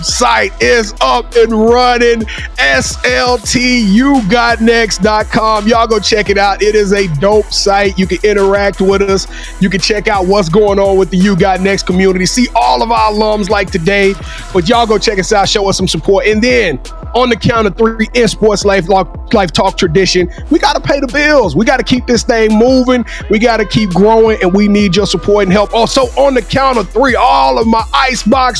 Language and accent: English; Louisiana, United States; I'm from Louisiana